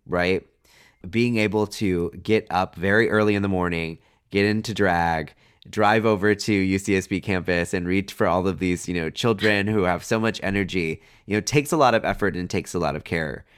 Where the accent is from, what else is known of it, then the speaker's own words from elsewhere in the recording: Riverside, California, United States; moved away; back in my hometown of Riverside